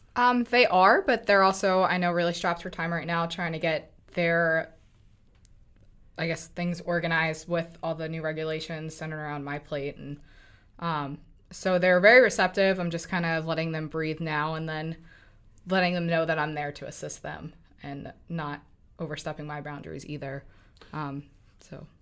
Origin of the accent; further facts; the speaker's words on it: Lancaster, Pennsylvania, United States; moved away; also born or lived in New York; I'm from Lancaster, Pennsylvania, originally from New York, but from Lancaster